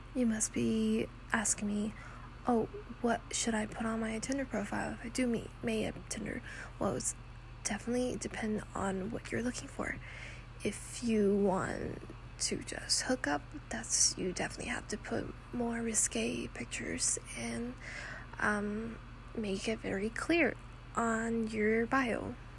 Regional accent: Texas, United States; moved away as an adult; I came from Texas

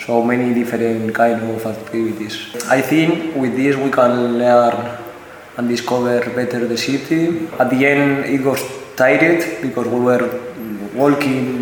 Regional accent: Spain; also born or lived in Madrid; I'm from Spain. I'm 26 years old. I used to live in Madrid

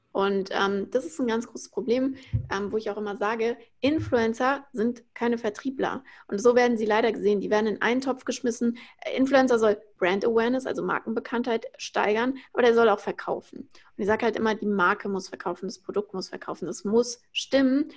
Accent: Frankfurt, Hesse, Germany; moved away as an adult; now in Berlin, Germany; Ich bin aus Frankfurt, ähm, bin gerade nach Berlin gezogen jetzt 2020

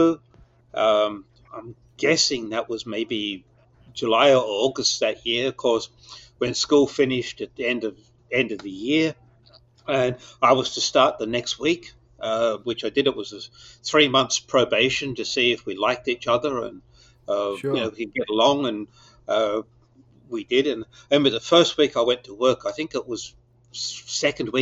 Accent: Perth, Western Australia, Australia; I was born in Perth in Western Australia, 1949, which was not only last century, it was last millennium. and Perth was definitely stuck in last millennium. And I've went to school there

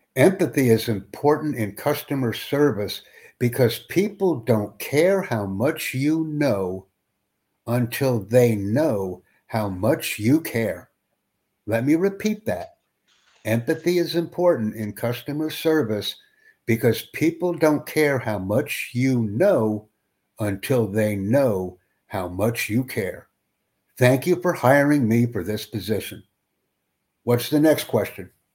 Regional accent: United States; first language English; I'm a native English speaker from Estados Unidos

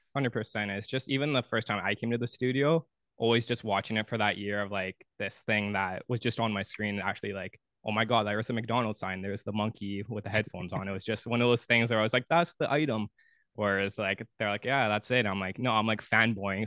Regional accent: Thunder Bay, Ontario, Canada; moved away as an adult; now in Ottawa, Canada; I'm originally from Thunder Bay

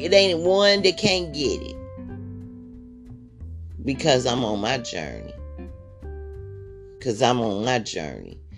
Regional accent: Michigan, United States; also born or lived in Chicago; I grew up here in Michigan

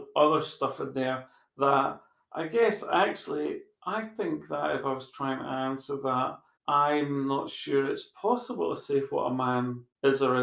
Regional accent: Scotland, United Kingdom; being Scottish

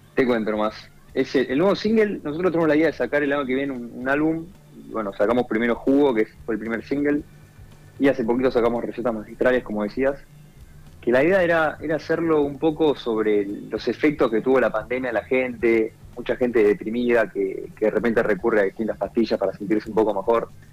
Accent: Buenos Aires, Argentina; somos los de Buenos Aires

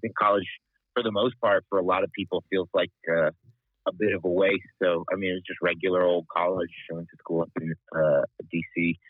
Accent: Lebanon; moved away as an adult; now in Wichita, United States; I grew up overseas in Lebanon. My parents were missionaries there, and moved to the U.S. at 18.

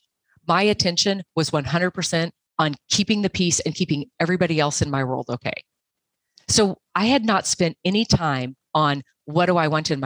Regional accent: Montana, United States; I'm from Montana.

